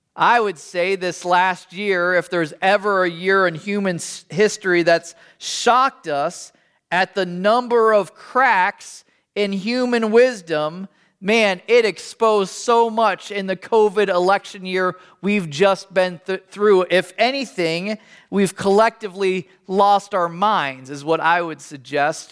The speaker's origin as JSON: {"language": "English", "country": "United States", "said": "as an American"}